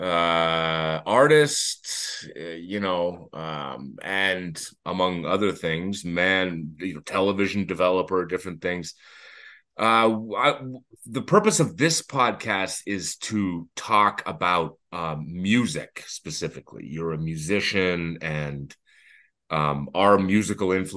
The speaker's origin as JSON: {"language": "English", "town": "Toronto", "region": "Ontario", "country": "Canada", "tie": "born or raised there", "moved": "as an adult", "lives_now": "Montreal, Canada", "said": "We grew up in Toronto, both of us, and that's where we're from"}